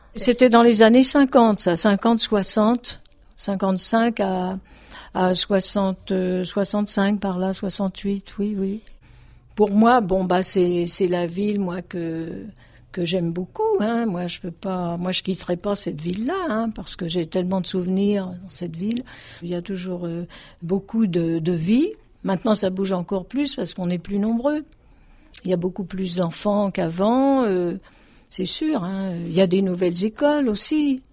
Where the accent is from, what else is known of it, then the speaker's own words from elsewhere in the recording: Dugny, Île-de-France, France; also born or lived in Aubervilliers; j'étais originaire de Dugny, qui est voisin donc au Aubervilliers.